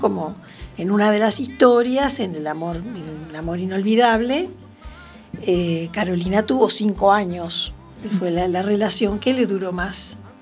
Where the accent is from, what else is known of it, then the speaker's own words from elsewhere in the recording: Montevideo, Uruguay; moved away as an adult; also born or lived in Venezuela; now in Arteixo, Spain; estoy aquí en, en Arteixo, radicada hace seis años, nací en Uruguay, Montevideo, y anduve bastante por el mundo